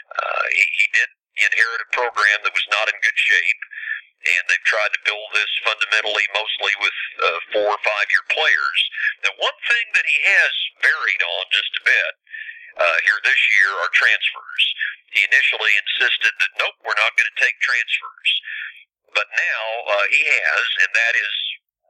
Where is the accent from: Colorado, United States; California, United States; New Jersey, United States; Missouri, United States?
Missouri, United States; Marshall; I grew up in Marshall, 58 miles away, and I was a Mizzou fan as a kid